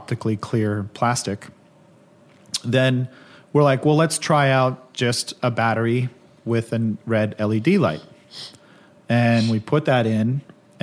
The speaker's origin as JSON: {"language": "English", "town": "Belleville", "region": "Ontario", "country": "Canada", "said": "I'm an Irishman from Belleville, Ontario."}